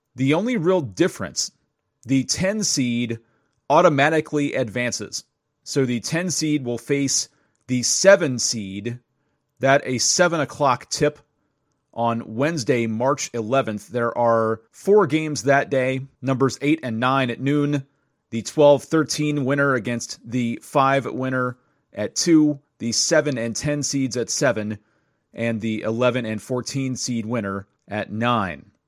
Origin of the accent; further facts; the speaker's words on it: Virginia, United States; I grew up in Virginia